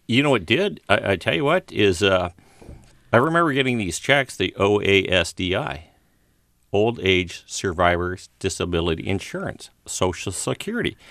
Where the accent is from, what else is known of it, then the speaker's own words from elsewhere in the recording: Walnut Creek, California, United States; Bay Area, yeah. Uh, I was born on Walnut Creek